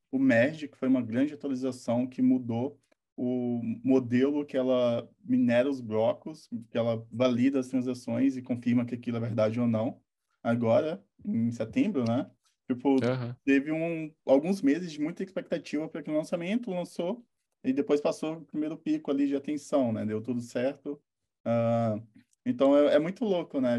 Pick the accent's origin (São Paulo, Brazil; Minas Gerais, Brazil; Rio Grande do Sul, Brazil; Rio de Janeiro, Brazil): Minas Gerais, Brazil; interior of; eu sou interior de Minas, 10 mil habitantes